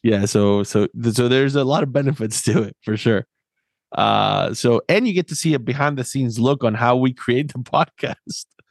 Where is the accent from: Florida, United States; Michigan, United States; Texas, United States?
Florida, United States; I grew up in Florida